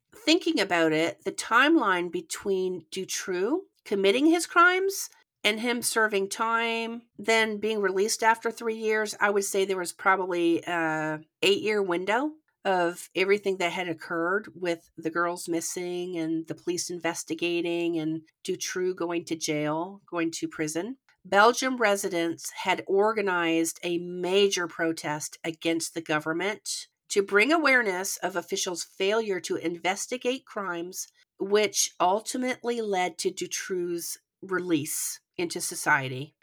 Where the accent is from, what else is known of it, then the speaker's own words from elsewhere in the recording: Canada; accent: Canadian; now in United States; we both grew up in Canada, but I now live in the United States